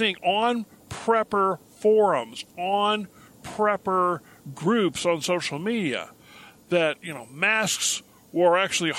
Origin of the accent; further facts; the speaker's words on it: Tachikawa, Tokyo, Japan; I was raised a military brat, okay? I was raised in Japan.